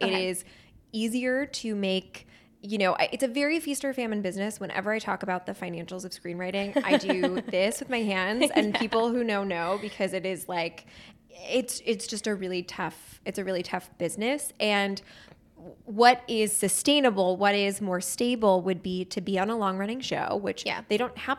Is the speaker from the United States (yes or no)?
yes; New Hope, Pennsylvania, United States; I grew up in New Hope, Pennsylvania. It sounds very cute, but it is cute. It's a little quaint town, about 45 minutes outside of Philly.